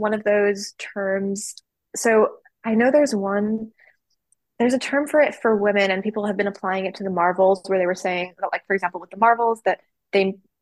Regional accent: Los Angeles, California, United States; I'm from the US, I'm from Los Angeles

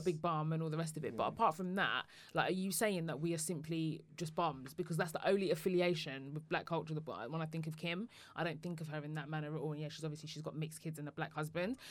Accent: Woodford, London, United Kingdom; I come from Woodford in Essex, which is a predominantly white area

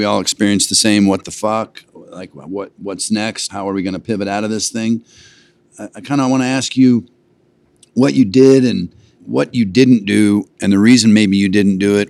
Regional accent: Boulder, Colorado, United States; also born or lived in New Orleans; the Big Red F Restaurant Group based out of my hometown of Boulder, Colorado

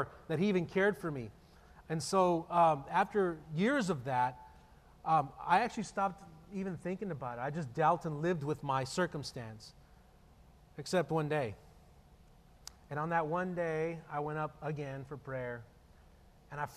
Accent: El Paso, Texas, United States; born and raised in El Paso, and I grew up in a really difficult circumstance

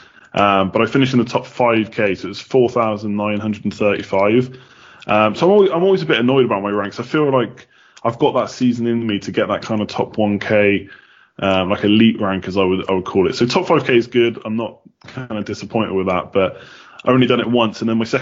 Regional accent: England, United Kingdom; moved away as an adult; now in Galway, Ireland; I'm not Irish, as you might be able to tell. I'm from England originally, but I moved over several years ago

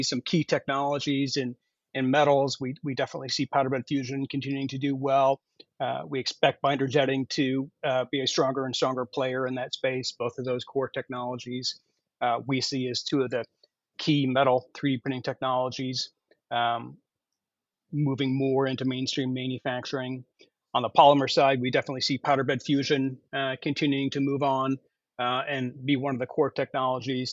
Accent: Chicago, Illinois, United States; accent: Chicago American; my American, my Chicago American accent

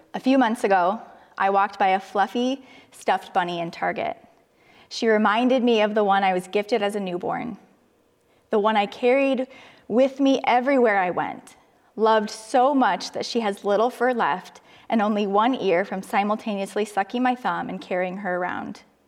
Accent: Cedar Falls, Iowa, United States; moved away as an adult; I moved closer to my hometown, to Cedar Falls, where my sister and her family lived

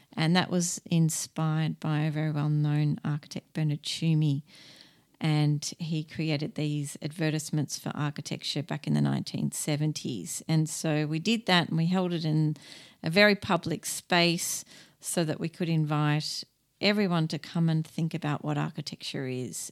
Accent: Australia; being an Australian

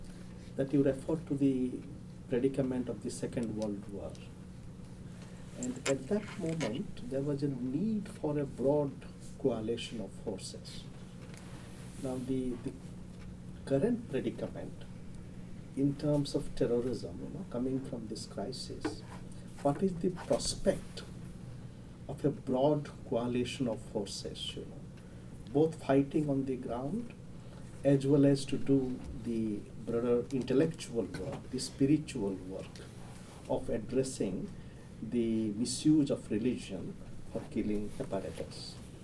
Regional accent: India; from India, visitor here.

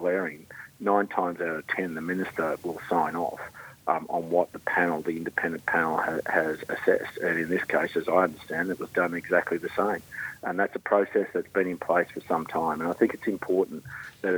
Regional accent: Chinchilla, Queensland, Australia; my hometown of Chinchilla, we've seen a transformation there economically and socially

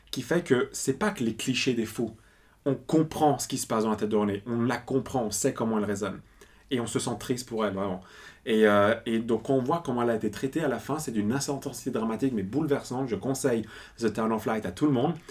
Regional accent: Italy; je suis italien

